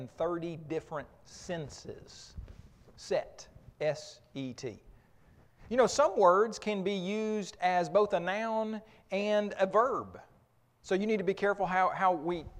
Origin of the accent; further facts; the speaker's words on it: Oklahoma, United States; I grew up in Oklahoma